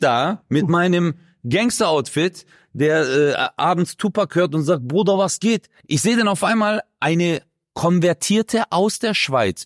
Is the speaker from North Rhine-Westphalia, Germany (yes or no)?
no; Baden-Württemberg, Germany; das hier ist meine Heimat, hier bin ich groß geworden, hier bin ich aufgewachsen.